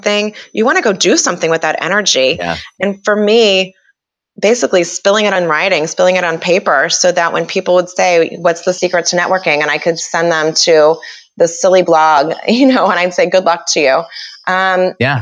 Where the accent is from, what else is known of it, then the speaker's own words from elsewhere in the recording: Kansas City, United States; I'm from Kansas City. This is where I live now. It's where I grew up